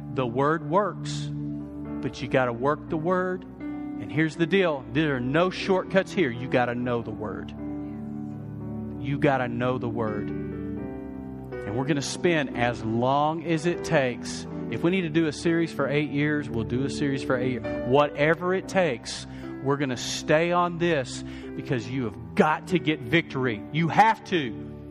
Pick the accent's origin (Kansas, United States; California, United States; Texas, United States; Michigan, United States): Texas, United States; West; I grew up in West Texas